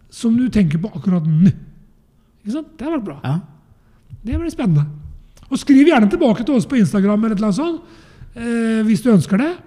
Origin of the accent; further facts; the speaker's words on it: Eastern Norway, Norway; moved away; jeg er jo fra Østlandet